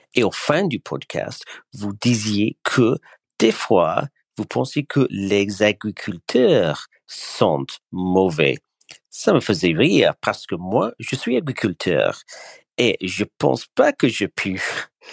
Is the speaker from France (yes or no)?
no; East of England, United Kingdom; French is a second language; je viens de l'Est de l'Angleterre.